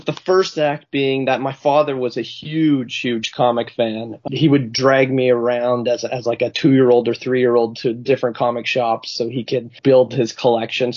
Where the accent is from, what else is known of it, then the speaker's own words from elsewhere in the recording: Canada; as a Canadian, I feel ripped off